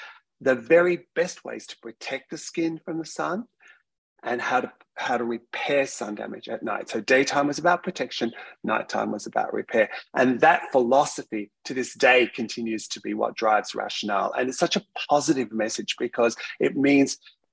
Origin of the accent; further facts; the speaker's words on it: Australia; being an Australian scientist